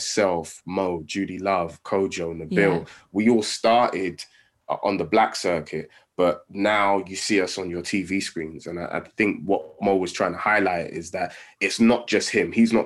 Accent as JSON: {"language": "English", "region": "London", "country": "United Kingdom", "tie": "born or raised there", "said": "I grew up in Tottenham"}